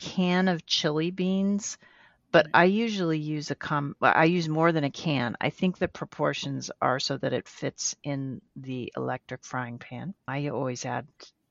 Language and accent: English; Colorado, United States; we were growing up in Colorado